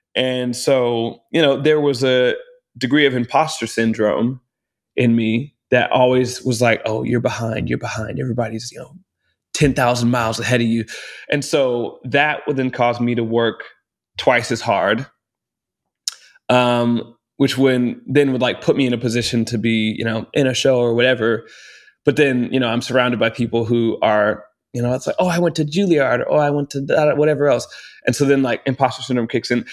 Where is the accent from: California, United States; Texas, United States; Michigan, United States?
Texas, United States; Round Rock; moved away; also born or lived in Austin, Texas; grew up in Round Rock, Texas